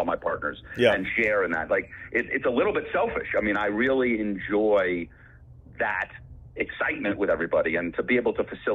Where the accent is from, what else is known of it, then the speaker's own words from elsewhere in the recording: Boston, Massachusetts, United States; also born or lived in New York; now in California, United States; I grew up in Boston